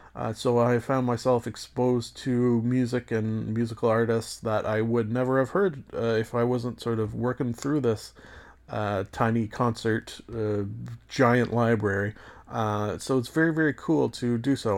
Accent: Canada; as a Canadian

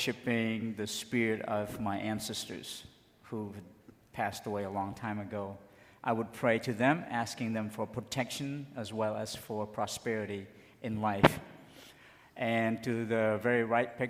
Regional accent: Cambodia; moved away; I am from Cambodia

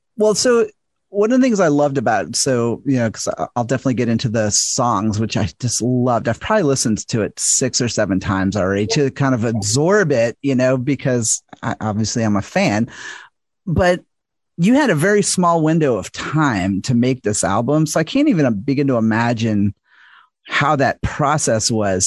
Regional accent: the South, United States; I'm from the South and American

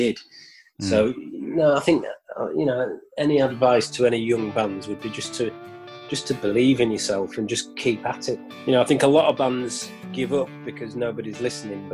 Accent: York, Yorkshire and the Humber, United Kingdom; we're from York, and you know York's quite a small city

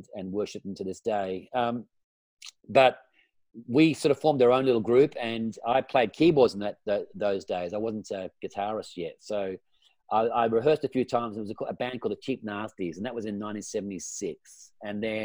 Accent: Perth, Western Australia, Australia; moved away; in Perth before, where we grew up in Western Australia.

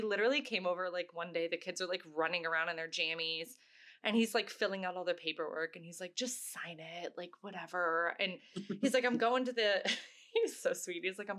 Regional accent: Virginia Beach, Virginia, United States; So I grew up in Virginia Beach, Virginia. So I was like a China bus away from going to New York City.

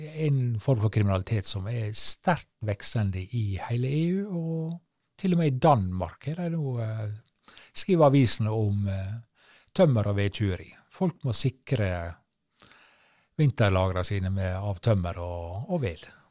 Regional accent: Sunnmøre, Møre og Romsdal, Norway; kystøyene på Sunnmøre, der jeg er fra. Der, der er det nå skog. Men du, så seint som da jeg vokste opp og spilte fotballkamper ute på Hareidland

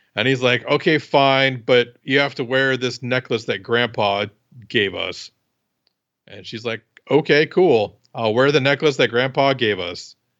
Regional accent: Iowa, United States; I'm from Iowa

